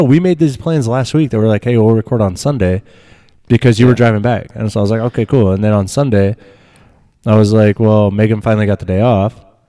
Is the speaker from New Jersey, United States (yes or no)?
no; Nebraska, United States; You forget, I grew up in Nebraska, dude.